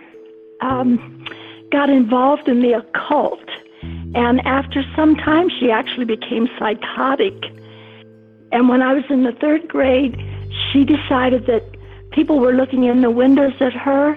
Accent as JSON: {"language": "English", "town": "Mansfield", "region": "Ohio", "country": "United States", "tie": "born or raised there", "said": "I grew up in Mansfield, Ohio, a small town"}